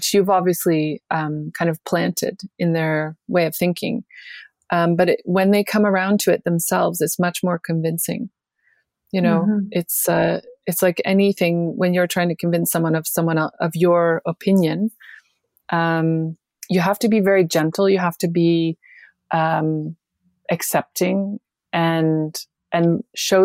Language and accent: English; Canada; moved away as an adult; I grew up in Canada, but I left in my early 20s